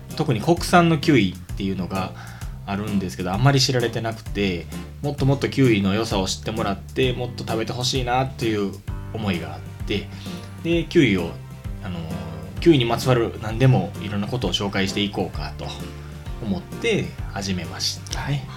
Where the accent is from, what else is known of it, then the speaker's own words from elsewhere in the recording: Osaka, Japan; moved away as an adult; now in Kagawa, Japan; 大阪出身で大阪で生まれ育って、えー、今香川県へ移住してきて